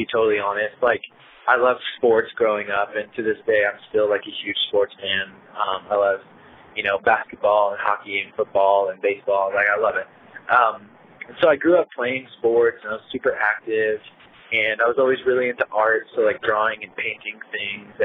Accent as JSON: {"language": "English", "region": "Connecticut", "country": "United States", "tie": "born or raised there", "also_born_or_lived": "Portland, Oregon", "moved": "yes", "said": "Growing up in Connecticut"}